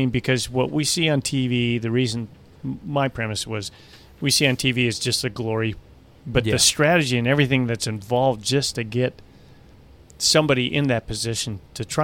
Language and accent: English; United States; as an American